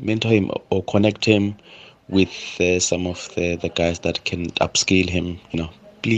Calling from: Cape Town, Western Cape, South Africa; I'm calling from Cape Town.

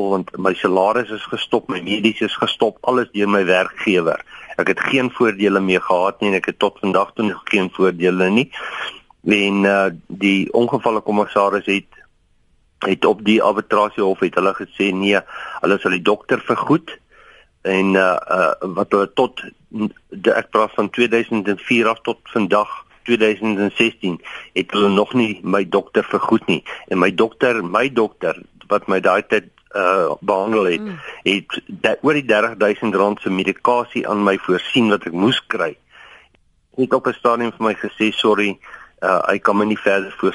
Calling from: Kroonstad, Free State, South Africa; Ek is ook hier van Kroonstad.

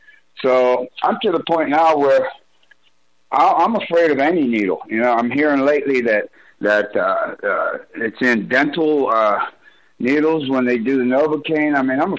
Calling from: Broomfield, Colorado, United States; from Broomfield.

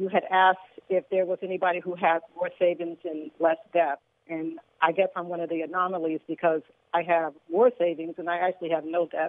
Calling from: Inglewood, California, United States; Inglewood, California.

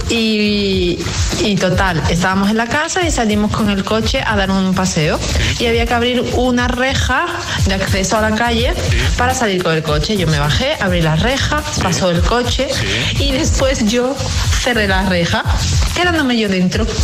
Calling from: Seville, Andalusia, Spain; Buenos días, dictadores … de Sevilla.

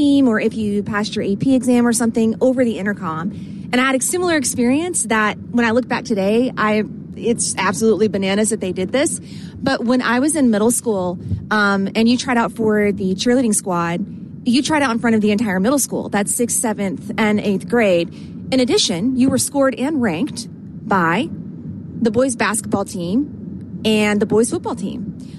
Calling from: South Carolina, United States; This is …. I am from South Carolina, and I was just listening.

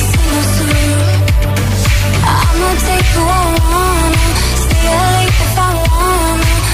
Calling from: Madrid, Community of Madrid, Spain; de Madrid, de Madrid

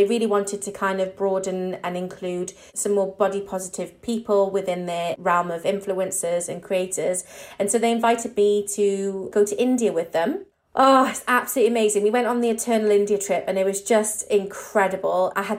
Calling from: London, United Kingdom; I am calling from East London.

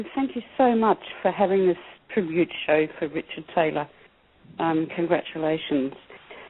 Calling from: Australia; I am also a person with dementia and a fellow blogger, and I'm calling from Australia. It's 4 a.m. here

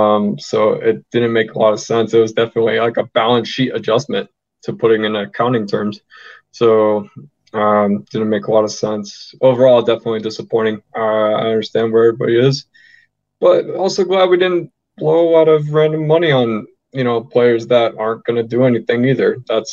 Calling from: Denver, Colorado, United States; Denver. Thank you.

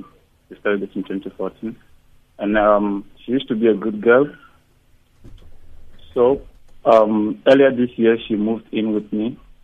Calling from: Pretoria, Gauteng, South Africa; You're speaking to …. I'm calling from Pretoria.

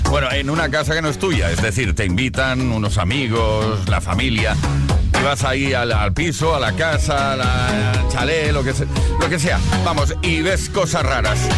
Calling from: Madrid, Community of Madrid, Spain; de Madrid.

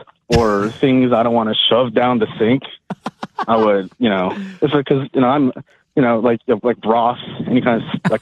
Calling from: New York City, New York, United States; From New York City.

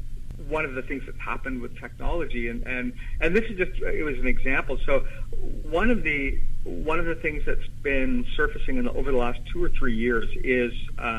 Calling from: Ottawa, Ontario, Canada; I am in Ottawa, Canada right now.

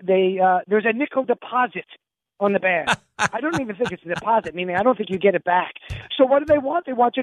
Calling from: New York, United States; As you guys know, I'm calling you from New York because my mother has health issues, and I'm here helping her.

